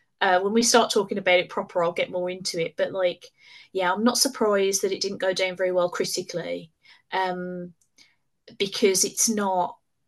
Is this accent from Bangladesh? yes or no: no; United Kingdom; That was me being very British, because I'm not really very all right.